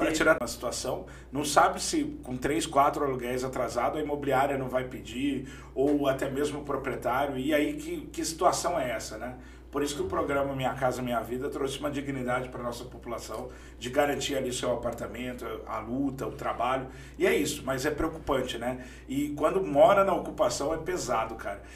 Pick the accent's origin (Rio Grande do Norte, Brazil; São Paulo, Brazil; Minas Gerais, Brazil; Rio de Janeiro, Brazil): São Paulo, Brazil; Campinas; also born or lived in Sumaré; Eu nasci, eu nasci em Barão Geraldo, aqui em Campinas